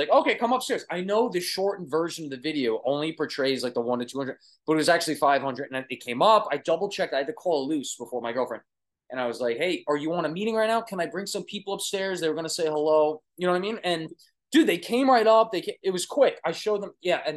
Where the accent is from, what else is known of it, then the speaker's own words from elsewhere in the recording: Long Island, New York, United States; accent: Brooklyn; I'm from Long Island, New York, and we have a heavy Brooklyn accent